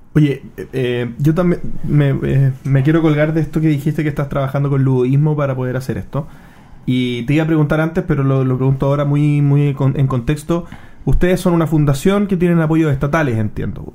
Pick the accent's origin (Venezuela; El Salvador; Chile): Chile